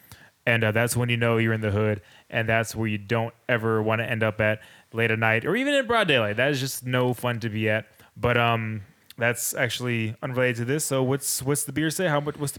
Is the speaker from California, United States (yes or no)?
yes; Richmond, California, United States; I come from Richmond, California.